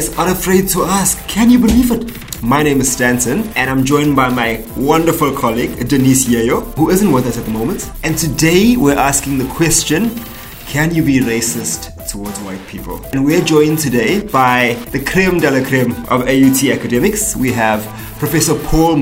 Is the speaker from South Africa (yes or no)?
yes; South Africa; now in New Zealand; I'm from South Africa originally.